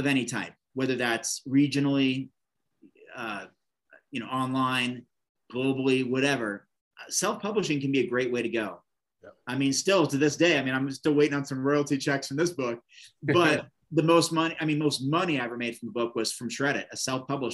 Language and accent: English; Oregon, United States; Bend, Oregon, this little town, and my home state